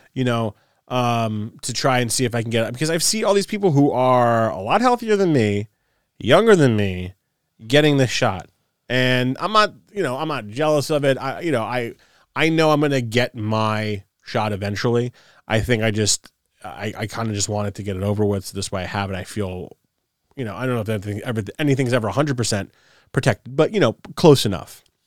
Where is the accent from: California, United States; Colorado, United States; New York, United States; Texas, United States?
New York, United States; New York City; I'm from Queens